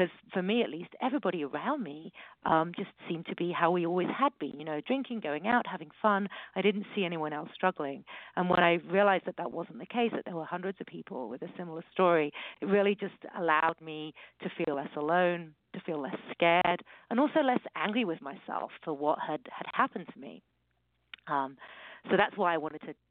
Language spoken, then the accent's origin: English; United Kingdom; accent: British; moved away as an adult; now in California, United States; from my accent, you can hear that I'm British, but I live in America. I live in California, and I came over here more than 20 years ago